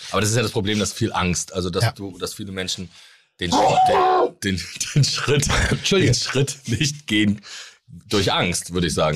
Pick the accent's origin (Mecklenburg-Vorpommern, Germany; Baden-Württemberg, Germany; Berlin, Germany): Mecklenburg-Vorpommern, Germany; Rostock; accent: Norddeutsch; Mein Opa war Fischer, mein Vater ist Seemann gewesen. Und äh, bei uns ist das einfach so, dass jeder angelt.